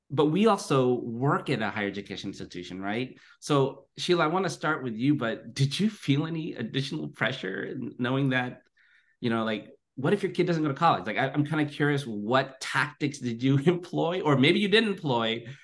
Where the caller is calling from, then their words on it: Livermore, California, United States; I'm zooming in from Livermore, California, which is the ancestral home of the unceded territory of the Ohlone Muwekma, the Chochenyo speaking people.